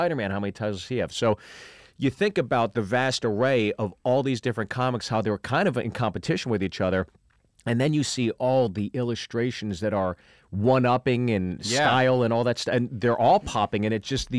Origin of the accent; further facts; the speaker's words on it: Pittsburgh, Pennsylvania, United States; I grew up in Pittsburgh